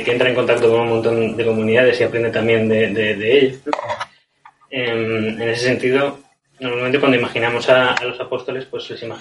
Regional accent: Spain; como somos los españoles

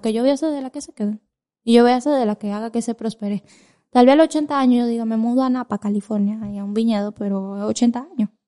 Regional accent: Dominican Republic; yo soy dominicana

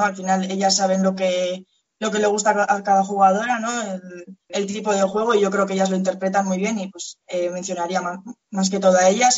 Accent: Pamplona, Navarre, Spain; now in Lezama, Spain; yo soy de Pamplona

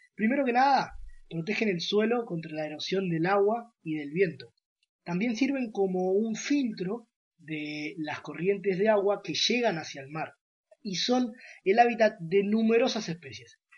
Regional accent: Buenos Aires, Argentina; soy de Buenos Aires, Argentina

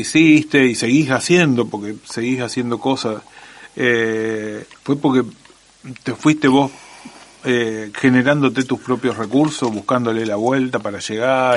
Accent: Rosario, Santa Fe, Argentina

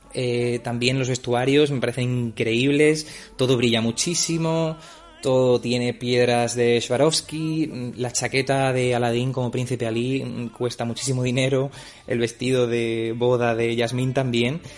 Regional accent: Ceuta, Spain; moved away as an adult; also born or lived in Germany; now in Stuttgart, Germany; soy de Ceuta y los últimos cuatro años he estado trabajando en Alemania

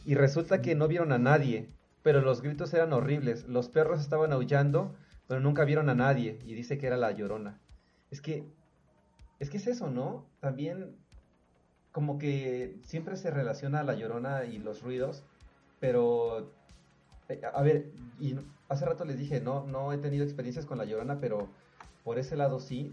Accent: Cuernavaca, Morelos, Mexico; Cuernavaca, de donde soy

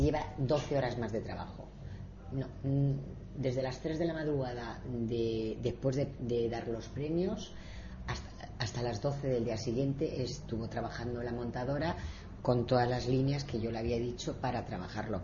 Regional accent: Spain; como española

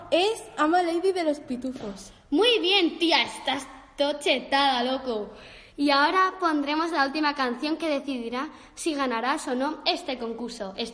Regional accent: Spain; now in Germany; soy de España, pero vivo en Alemania. Ahora mismo estoy en Sevilla de visita a mis primos.

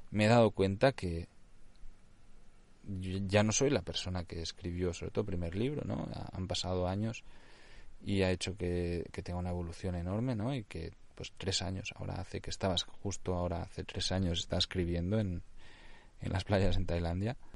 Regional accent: Catalonia, Spain; Spanish is a second language; also born or lived in Nicaragua; Yo ya sabéis, o sea, soy catalán, pienso muchas veces en catalán, aunque normalmente pues escribo y desarrollo todo mi contenido ya en castellano, pero es que el problema también que tengo añadido allí que yo hablo nicaragüense.

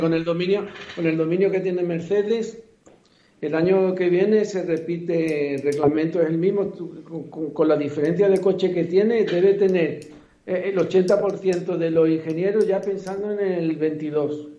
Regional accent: Spain; aquí en España

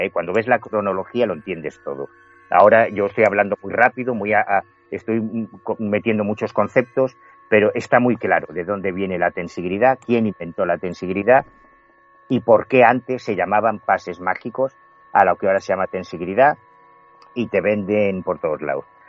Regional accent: A Coruña, Galicia, Spain; yo soy gallego, yo mi casa está en La Coruña

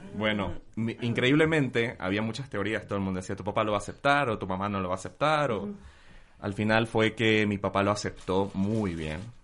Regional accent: Bolivia; moved away; desde que me fui de Bolivia

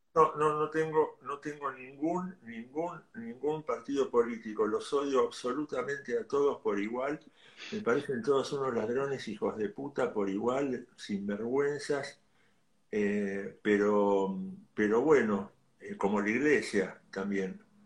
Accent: Ciudad Evita, Buenos Aires Province, Argentina; yo soy de Ciudad de Vita.

